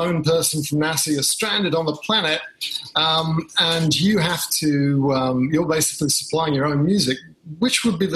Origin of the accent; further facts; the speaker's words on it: England, United Kingdom; I grew up in England